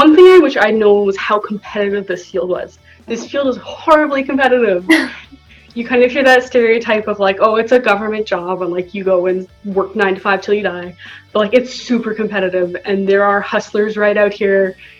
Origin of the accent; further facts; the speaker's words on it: Etobicoke, Ontario, Canada; I'm a suburban Etobicoean. {S0} Yeah. {S1} So I am from Toronto, but I'm not really from Toronto.